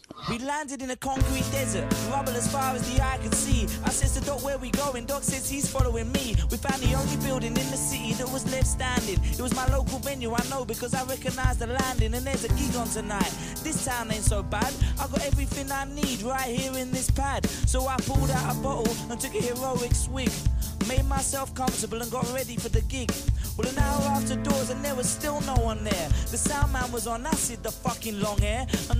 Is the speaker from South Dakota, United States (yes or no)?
yes; Rapid City, South Dakota, United States; also born or lived in Southern California; now in Texas, United States; Originally, Rapid City, South Dakota.